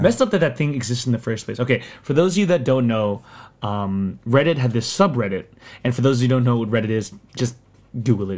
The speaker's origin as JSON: {"language": "English", "town": "Sterling", "region": "Virginia", "country": "United States", "tie": "born or raised there", "also_born_or_lived": "Philippines", "accent": "American"}